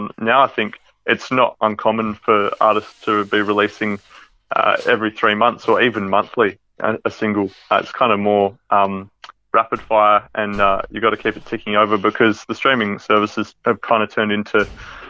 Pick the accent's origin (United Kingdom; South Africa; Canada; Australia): Australia; the West, Western Australia; We're from the West